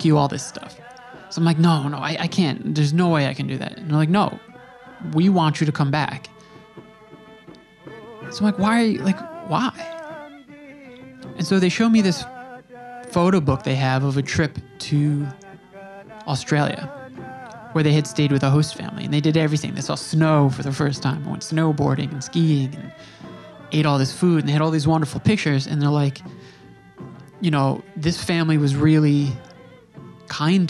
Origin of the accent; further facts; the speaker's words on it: New York, United States; I'm from New York